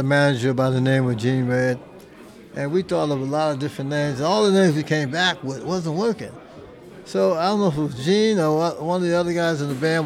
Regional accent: Youngstown, Ohio, United States; moved away; also born or lived in Jersey City, New Jersey; My brother and I, we're from Youngstown, Ohio. And our family, we moved to Jersey City in 1960.

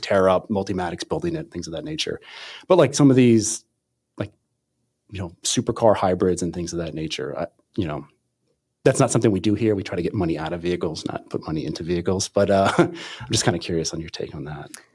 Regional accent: Pennsylvania, United States; now in Michigan, United States; I'm from Pennsylvania originally

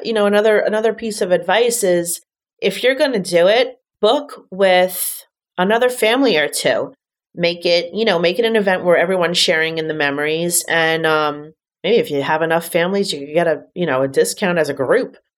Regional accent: New York City, New York, United States; growing up in Manhattan

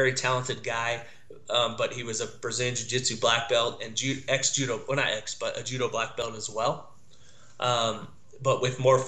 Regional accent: Dallas, Texas, United States; I grew up with him in Dallas and Texas

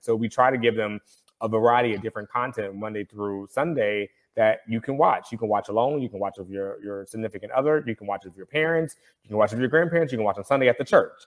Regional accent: the South, United States; Growing up in the South, I can speak to that as a black person

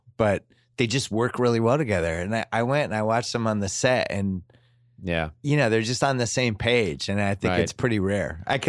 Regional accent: Chestnut Hill, Massachusetts, United States; moved away; I was initially Chestnut Hill.

